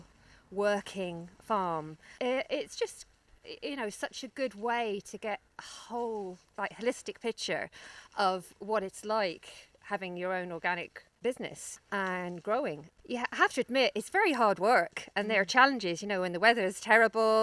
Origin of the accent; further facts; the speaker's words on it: London, United Kingdom; moved away as an adult; now in Ireland; you can probably tell from my accent that I I'm from the city. I'm from London originally, but my parents are from here